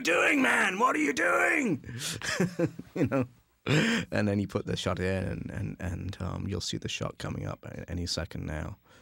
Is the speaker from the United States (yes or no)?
no; England, United Kingdom; being from England